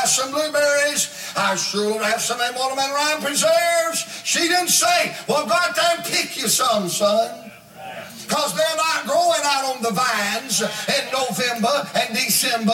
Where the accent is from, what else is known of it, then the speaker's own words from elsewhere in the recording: Blue Ridge Mountains of Virginia, United States; now in Atlanta, United States; I was born and raised in the Blue Ridge Mountains of Virginia